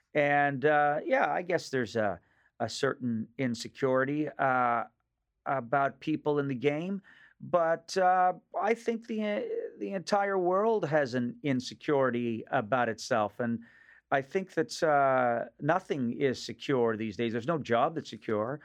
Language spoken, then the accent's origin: English; Nova Scotia, Canada; accent: Nova Scotia; moved away as an adult; also born or lived in Los Angeles; now in Toronto, Canada; the accent of my region of origin back in Nova Scotia